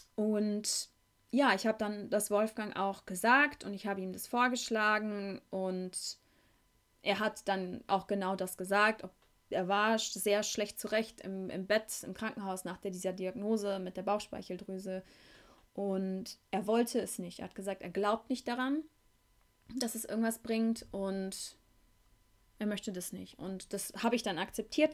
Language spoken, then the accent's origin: German; Beckum, North Rhine-Westphalia, Germany; moved away; von meiner Heimatstadt Beckum